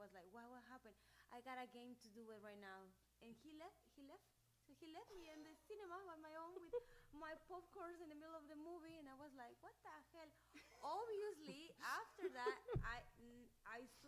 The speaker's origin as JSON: {"language": "English", "town": "Cancún", "region": "Quintana Roo", "country": "Mexico", "said": "Mexico. Cancun, Mexico."}